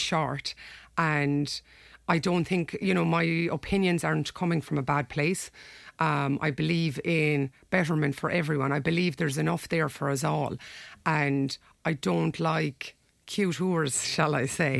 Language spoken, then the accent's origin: English; Ireland; we're Irish people. We live in Ireland. You know, we grew up here